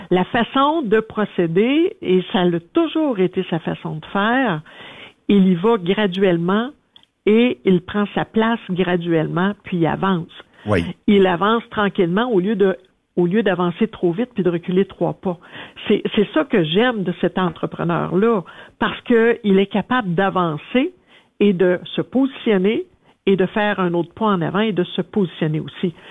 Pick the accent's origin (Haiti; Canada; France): Canada; Sherbrooke, Quebec; moved away; also born or lived in Abitibi; je suis originaire de Sherbrooke